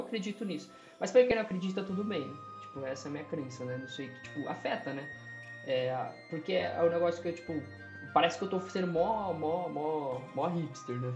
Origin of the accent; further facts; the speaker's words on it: Brazil; also born or lived in Japan; eu sou brasileiro